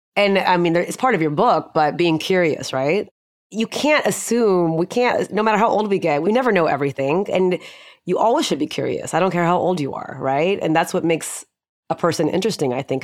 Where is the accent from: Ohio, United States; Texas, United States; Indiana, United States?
Texas, United States; Houston; moved away as an adult; also born or lived in Austin; now in Dallas, United States; I was born and raised in Houston